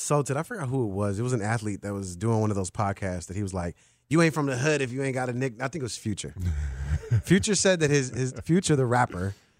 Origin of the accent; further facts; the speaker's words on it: Chicago, Illinois, United States; I grew up in Humble Park, but then I don't have a nickname that I could latch onto. Right.